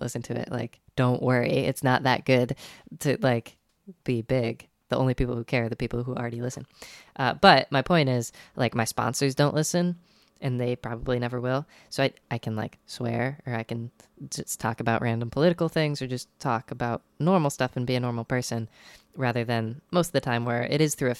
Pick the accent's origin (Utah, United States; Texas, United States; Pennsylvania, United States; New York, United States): New York, United States; Binghamton, New York area, United States; moved away; I went up to my family's place up in Binghamton, New York